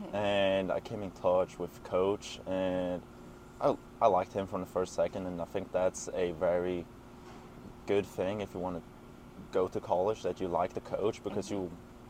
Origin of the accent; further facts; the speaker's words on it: Sweden; moved away as an adult; now in Greenville, United States; I'm a sophomore, and my major is entrepreneurship, and I'm from Sweden.